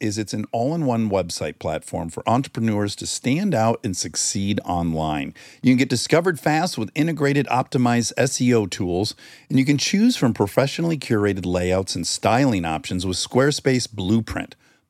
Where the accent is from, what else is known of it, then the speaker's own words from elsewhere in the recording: Detroit, Michigan, United States; accent: Michigan; I'm from Detroit.